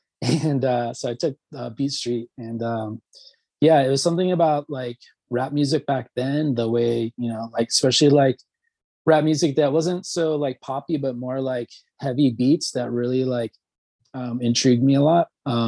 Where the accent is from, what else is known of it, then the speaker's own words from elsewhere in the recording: Alabama, United States; born there; also born or lived in Kentucky / Tennessee; No, actually I was born in Alabama. My father was in the military, so I happened to be there when I was born, and we traveled quite a bit.